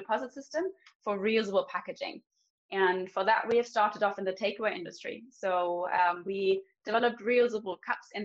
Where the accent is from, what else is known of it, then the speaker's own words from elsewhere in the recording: Germany; moved away as an adult; also born or lived in Munich; now in Stockholm, Sweden; I'm from Germany originally